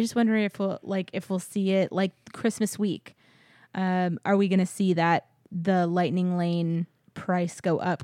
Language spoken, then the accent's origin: English; San Antonio, Texas, United States; moved away; I grew up in San Antonio and lived there most of my life